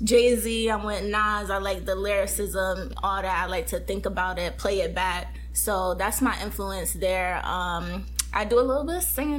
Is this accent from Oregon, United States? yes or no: no; Connecticut, United States; moved away as an adult; now in Los Angeles, United States; I recently moved to Cali to LA from Connecticut. So okay. I am an East Coast girl